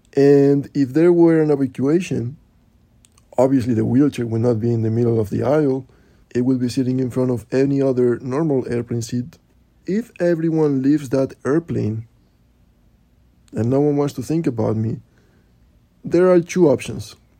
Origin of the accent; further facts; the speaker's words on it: Spain; now in New York, United States; I am from Spain and I live in New York